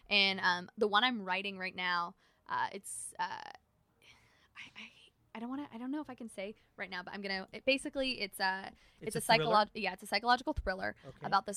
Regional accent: Canada; I'm Canadian.

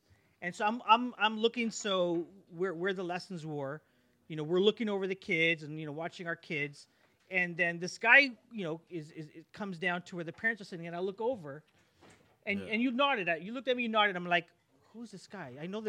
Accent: Toronto, Ontario, Canada; I'm from Scarborough

